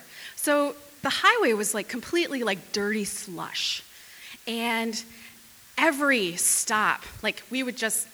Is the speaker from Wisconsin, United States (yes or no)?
yes; Fond du Lac, Wisconsin, United States; moved away as an adult; also born or lived in Minnesota; But I am from Wisconsin. I'm from Fond du Lac